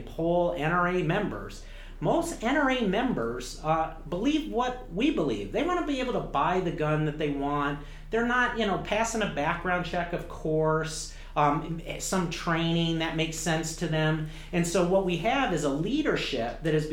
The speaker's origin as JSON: {"language": "English", "town": "Detroit", "region": "Michigan", "country": "United States", "tie": "born or raised there", "said": "I grew up in Michigan"}